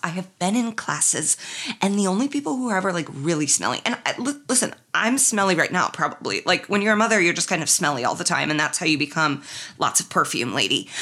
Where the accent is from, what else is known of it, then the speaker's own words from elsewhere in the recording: Midwest, United States; he could tell I was from the Midwest